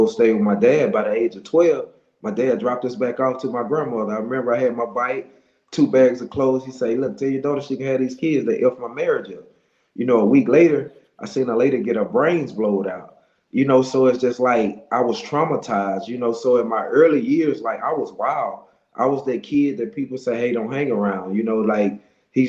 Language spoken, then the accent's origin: English; Monroe, Louisiana, United States; I'm from Monroe, Louisiana